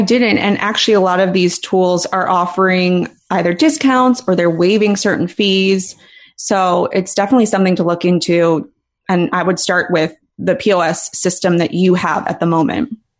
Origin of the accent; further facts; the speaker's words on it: Philadelphia, Pennsylvania, United States; moved away; I'm from Philly originally